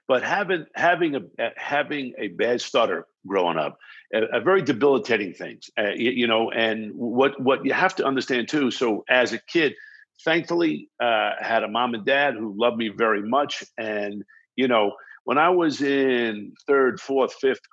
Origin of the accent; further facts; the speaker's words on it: Baldwin, New York, United States; accent: New York, New Jersey vibe; moved away as an adult; also born or lived in Brooklyn, New York; now in Los Angeles, United States; I was born in Brooklyn, New York, and raised in Baldwin, Strong Island